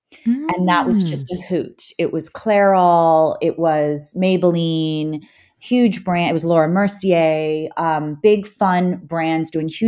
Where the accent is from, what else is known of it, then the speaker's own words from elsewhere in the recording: Frederick, Maryland, United States; We grew up in Western Maryland, a small town called Frederick, Maryland, which is fairly rural.